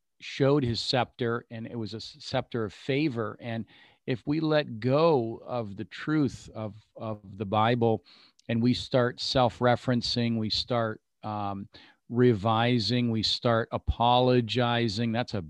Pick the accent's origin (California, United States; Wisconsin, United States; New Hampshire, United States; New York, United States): New Hampshire, United States; moved away; I'm originally from New Hampshire, our state motto, "Live free or die."